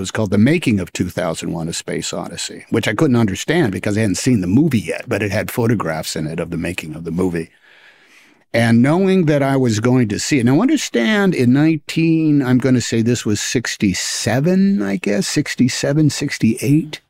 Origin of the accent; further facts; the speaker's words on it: Oakland, California, United States; I was from Oakland